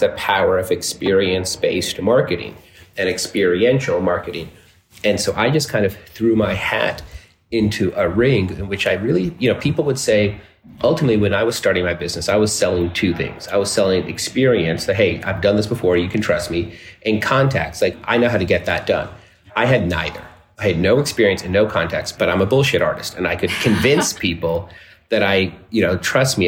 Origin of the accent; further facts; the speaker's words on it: Dallas, Texas, United States; now in New York City, United States; in 1975 in Dallas, Texas, which is where I was born